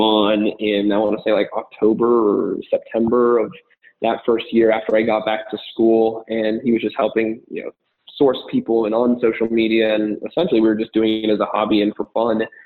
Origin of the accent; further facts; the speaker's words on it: Arizona, United States; moved away as an adult; also born or lived in Miami; I was born and raised in Arizona